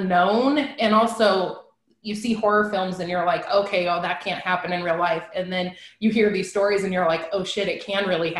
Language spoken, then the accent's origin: English; Nebraska, United States; I'm from Nebraska